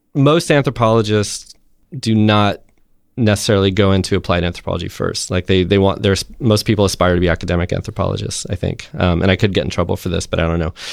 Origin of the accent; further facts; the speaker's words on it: Texas, United States; I'm from Texas